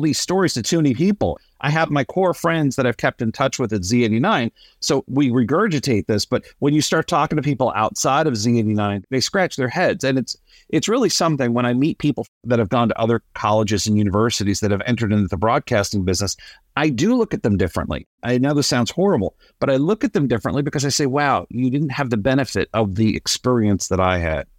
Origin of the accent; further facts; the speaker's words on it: New Jersey, United States; moved away; I grew up in New Jersey